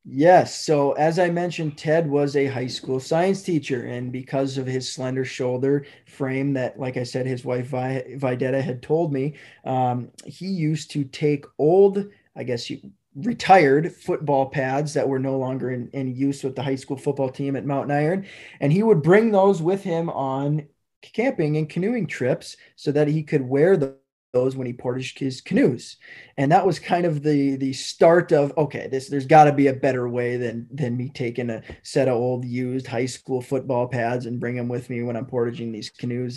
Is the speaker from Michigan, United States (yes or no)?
no; Hermantown, Minnesota, United States; I grew up in Hermantown, Minnesota